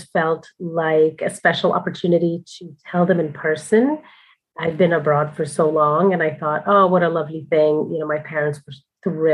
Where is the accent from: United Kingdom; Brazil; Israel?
Brazil; also born or lived in New York City, United States; now in Dublin, Ireland; I'm originally from Brazil and then I was living in New York